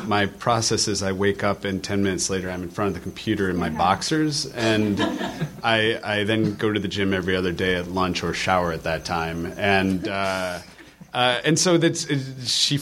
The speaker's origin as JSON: {"language": "English", "region": "Michigan", "country": "United States", "moved": "yes", "lives_now": "Los Angeles, United States", "said": "I'm from Michigan. It's all blue-collar background"}